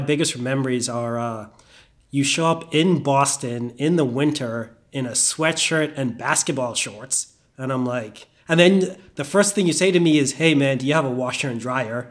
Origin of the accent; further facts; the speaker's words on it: Bahamas; moved away as an adult; also born or lived in Indiana; I grew up in the Bahamas